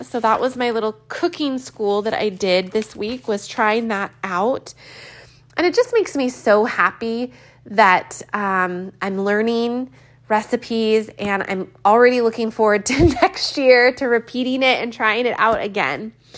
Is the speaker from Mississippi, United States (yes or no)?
no; California, United States; I've never seen so much rain in my life as a Californian.